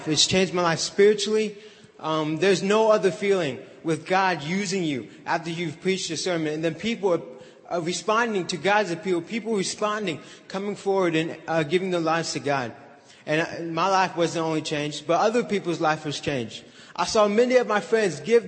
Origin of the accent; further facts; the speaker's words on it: Southern Indiana, United States; I'm from Southern Indiana.